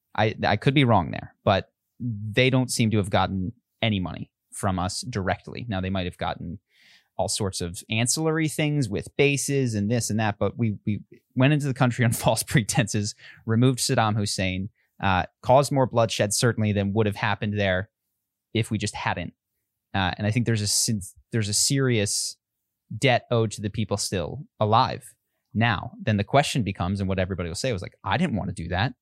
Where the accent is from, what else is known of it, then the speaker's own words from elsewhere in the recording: Pennsylvania, United States; I live, I grew up in Pennsylvania.